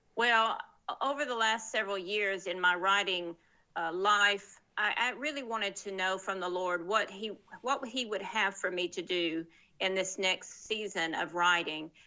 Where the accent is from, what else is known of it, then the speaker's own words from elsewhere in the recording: Murfreesboro, Tennessee, United States; moved away as an adult; also born or lived in West Africa / Texas / Middle East / North Africa; I'm from Tennessee originally, and that's where I live now as well